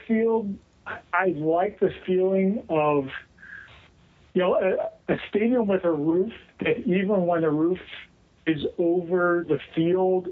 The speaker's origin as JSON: {"language": "English", "region": "Western Pennsylvania", "country": "United States", "tie": "born or raised there", "moved": "yes", "said": "I grew up in Western Pennsylvania"}